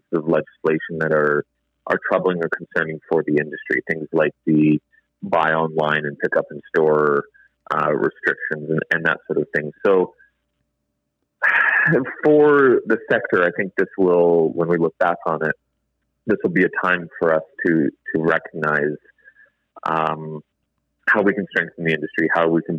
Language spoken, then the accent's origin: English; Canada; It's just ingrained in who we are as Canadians.